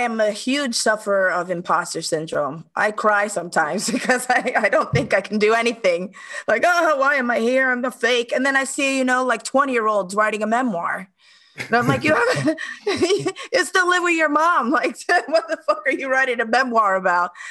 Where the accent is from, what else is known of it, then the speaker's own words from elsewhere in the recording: New York City, New York, United States; moved away as an adult; also born or lived in Dominican Republic (ancestry); now in Stockholm, Sweden; growing up in New York, I mean, first of all, I'm a, ch- a child of immigrants